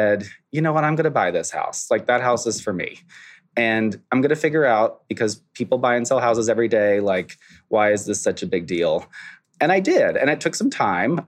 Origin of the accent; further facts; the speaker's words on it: Florida Panhandle, United States; now in Hudson Valley, United States; I was born and raised on the Florida Panhandle